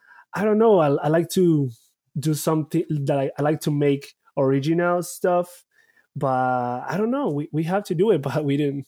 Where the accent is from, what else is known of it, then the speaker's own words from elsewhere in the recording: Bogota, Bogotá Capital District, Colombia; English is a second language; also born or lived in Barranquilla; Yes, I'm originally from Colombia, city of Barranquilla, Colombia, but all my life I raised in Bogota.